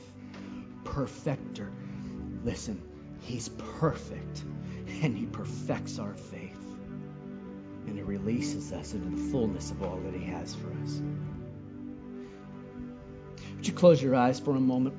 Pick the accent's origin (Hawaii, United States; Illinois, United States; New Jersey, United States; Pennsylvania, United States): Hawaii, United States; moved away; growing up in Hawaii, one of the things that we loved to do was paddle canoe